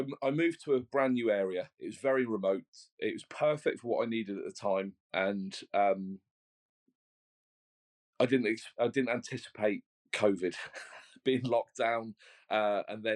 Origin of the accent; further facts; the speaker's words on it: Brighton, South East England, United Kingdom; now in West of England, United Kingdom; I was originally from Brighton. I now live near Northwest Wales in the west of England.